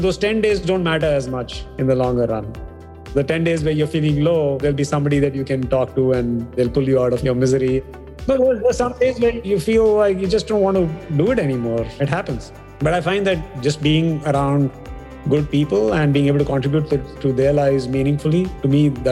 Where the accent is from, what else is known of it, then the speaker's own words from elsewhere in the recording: India; We come from India